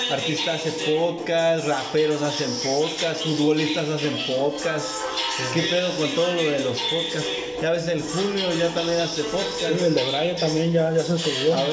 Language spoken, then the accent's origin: Spanish; Tijuana, Baja California, Mexico; de Tijuana, orgullosamente tijuanenses. Tijuanenses 664.